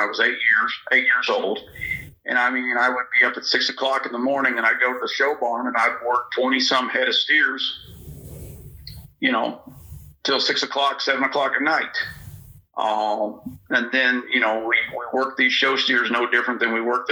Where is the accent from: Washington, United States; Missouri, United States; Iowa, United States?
Missouri, United States; Northwest; I was brought up in Northwest Missouri